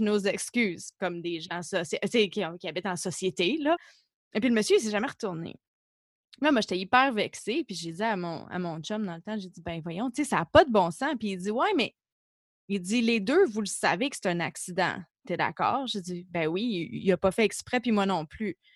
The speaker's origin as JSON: {"language": "French", "country": "Canada", "also_born_or_lived": "Germany", "said": "en tant que Canadien"}